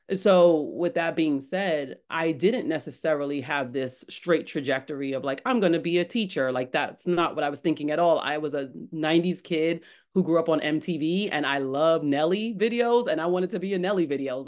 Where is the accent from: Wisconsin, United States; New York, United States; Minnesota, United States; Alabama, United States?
New York, United States; New York City; I was born in the Bronx